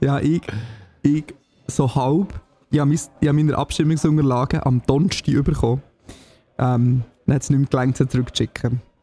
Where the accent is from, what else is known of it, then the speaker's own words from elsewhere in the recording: Signau, Bern, Switzerland; Signal in meinem Heimatdorf